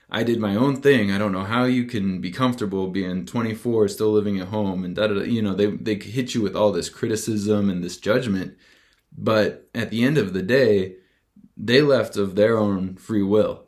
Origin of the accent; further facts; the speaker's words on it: Tooele, Utah, United States; moved away as an adult; also born or lived in Las Vegas; I had to leave behind my hometown of Tooele.